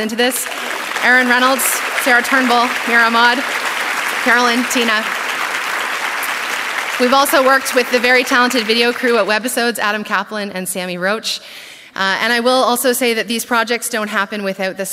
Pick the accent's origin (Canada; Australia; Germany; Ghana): Canada; as a Canadian